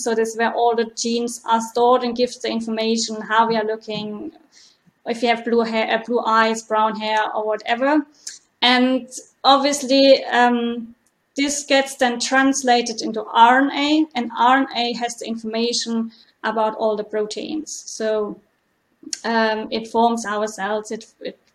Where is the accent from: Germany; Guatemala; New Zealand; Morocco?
Germany; moved away as an adult; also born or lived in Mainz / Freiburg; now in Dublin, Ireland; I'm originally from Germany